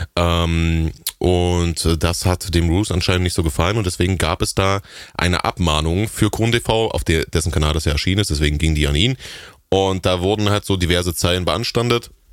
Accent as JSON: {"language": "German", "area": "the East", "region": "eastern Germany", "country": "Germany", "said": "Das, das gab's bei uns damals nicht im rauen Osten"}